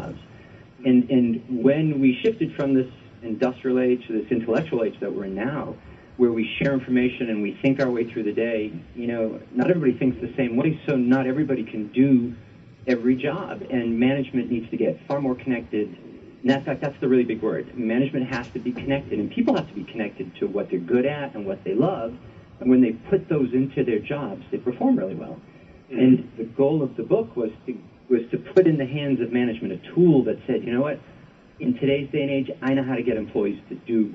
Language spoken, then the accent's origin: English; Rhode Island, United States; moved away; I'm from Rhode Island originally, and I used to live on the east side of Providence near Brown University